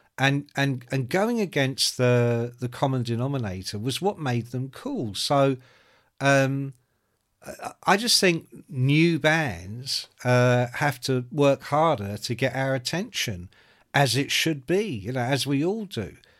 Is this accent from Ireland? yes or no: yes; Ireland; I'm Irish